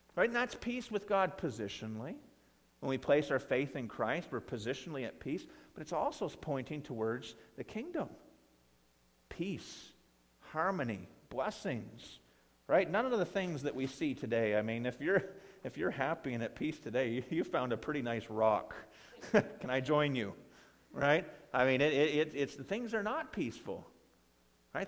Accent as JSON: {"language": "English", "region": "Ontario", "country": "Canada", "tie": "born or raised there", "moved": "yes", "lives_now": "Coldstream, Canada", "said": "my hometown there in, back in Ontario"}